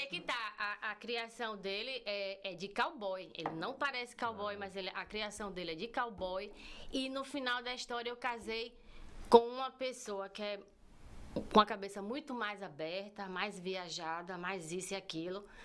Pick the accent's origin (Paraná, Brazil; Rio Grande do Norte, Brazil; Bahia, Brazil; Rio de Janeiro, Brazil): Bahia, Brazil; moved away as an adult; also born or lived in Entre Rios, Bahia; now in United States; Eu nasci eu nasci no distrito de Entre Rios, na Bahia